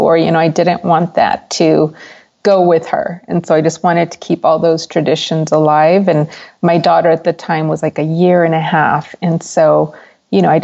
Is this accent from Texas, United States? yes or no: yes; El Paso, Texas, United States; I was born and raised in El Paso, Texas.